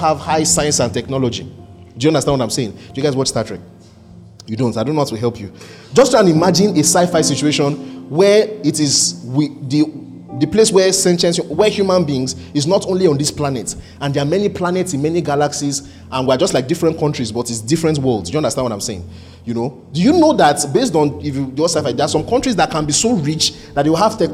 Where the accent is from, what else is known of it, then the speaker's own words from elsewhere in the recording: mother's hometown in Igboland, Nigeria; moved away; also born or lived in Lagos; my mom's hometown where we lived, among the poor people, we were considered better